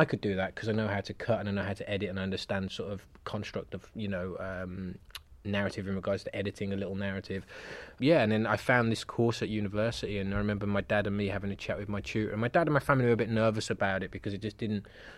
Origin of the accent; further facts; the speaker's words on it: Birmingham, West Midlands, United Kingdom; moved away as an adult; also born or lived in Cheltenham; now in London, United Kingdom; So I'm from Birmingham originally. Okay. So born and raised not far from Birmingham Airport.